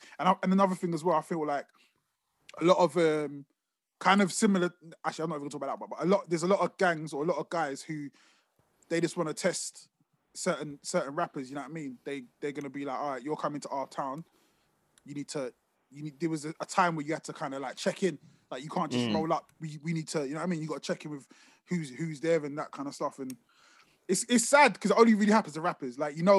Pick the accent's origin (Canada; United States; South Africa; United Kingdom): United Kingdom; London; I'm from Brixton